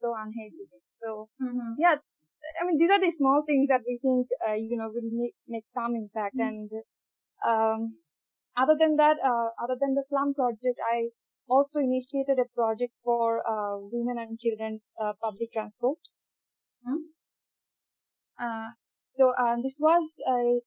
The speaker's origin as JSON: {"language": "English", "country": "Bangladesh", "said": "I'm from Bangladesh, as you said, and I'm based on Dhaka currently."}